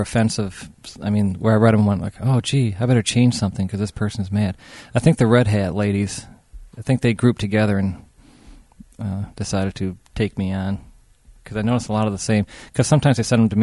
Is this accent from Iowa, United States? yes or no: no; Muskegon, Michigan, United States; now in Grand Haven, United States; I was raised in Muskegon and still consider myself a Muskegonite, even though I live in Grand Haven